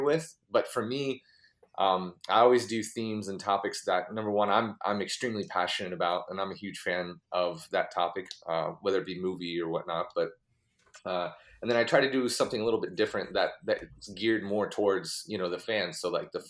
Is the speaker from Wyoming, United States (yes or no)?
no; Fort Lauderdale, Florida, United States; born and raised in Fort Lauderdale, Florida